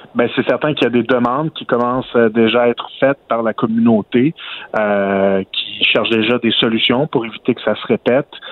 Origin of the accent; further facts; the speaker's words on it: Outaouais, Quebec, Canada; chez nous, en Outaouais